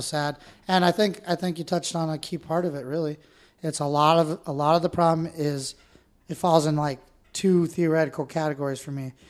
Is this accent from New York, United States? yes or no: no; Northern California, United States; I grew up in Northern California. I grew up in pristine lakes